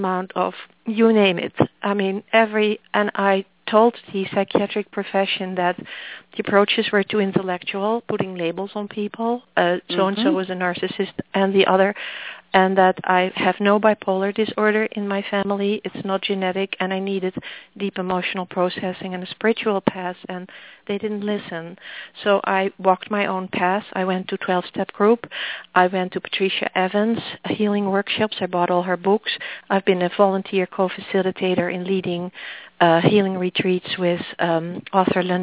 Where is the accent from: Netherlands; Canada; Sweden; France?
Netherlands; accent: Dutch; also born or lived in Massachusetts; now in New Hampshire, United States; The accent is Dutch